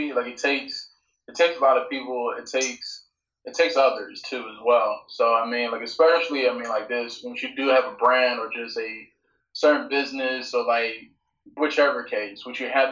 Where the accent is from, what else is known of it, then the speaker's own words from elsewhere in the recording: Norfolk, Virginia, United States; growing up in Virginia, particularly like Norfolk